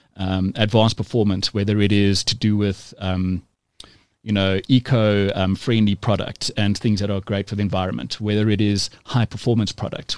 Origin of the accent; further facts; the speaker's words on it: South Africa; we're all South African